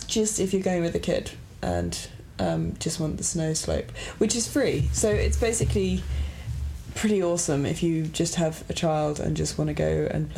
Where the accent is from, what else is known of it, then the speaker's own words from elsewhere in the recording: United Kingdom; I'm just British